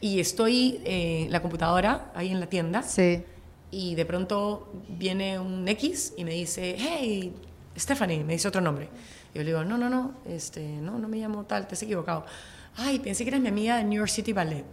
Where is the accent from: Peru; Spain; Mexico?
Peru; vengo de Perú